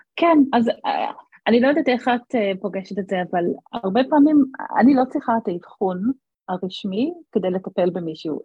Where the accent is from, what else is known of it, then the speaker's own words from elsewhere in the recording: Australia; moved away as an adult; now in Israel; חזרתי לאוסטרליה לבקש, אה, לבקר את ההורים שלי